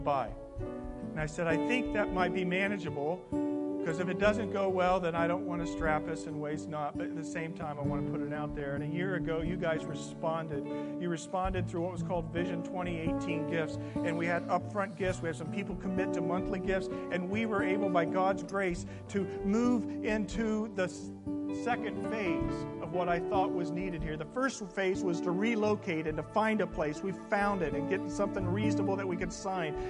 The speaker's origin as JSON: {"language": "English", "region": "the Bible Belt", "country": "United States", "moved": "yes", "said": "I'm from the Bible Belt"}